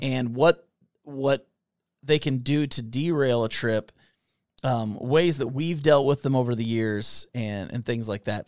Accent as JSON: {"language": "English", "region": "Kentucky", "country": "United States", "said": "We are two idiots from Kentucky"}